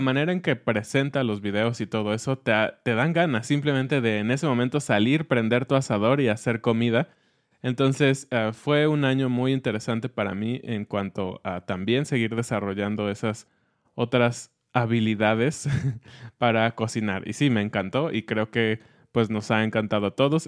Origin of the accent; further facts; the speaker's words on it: Mexico; como mexicanos